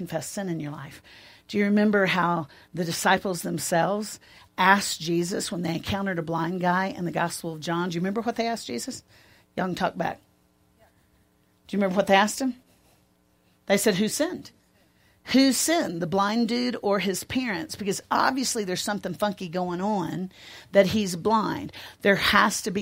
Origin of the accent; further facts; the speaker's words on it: Nashville, Tennessee, United States; I'm from Nashville